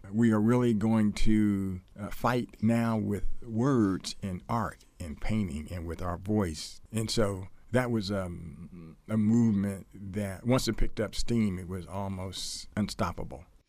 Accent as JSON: {"language": "English", "town": "Columbus", "region": "Ohio", "country": "United States", "tie": "born or raised there", "moved": "yes", "said": "Columbus, Ohio, which is my hometown"}